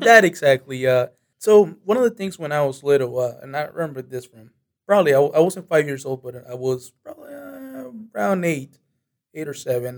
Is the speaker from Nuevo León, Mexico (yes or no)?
yes; Monterrey, Nuevo León, Mexico; now in United States; My hometown is uh, Monterrey